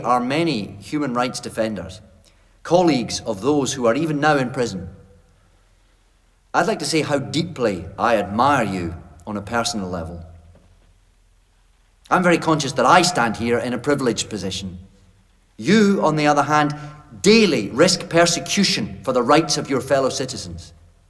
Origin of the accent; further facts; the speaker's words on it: Scotland, United Kingdom; Ladies and gentlemen, I'm a Scot and proud of my race.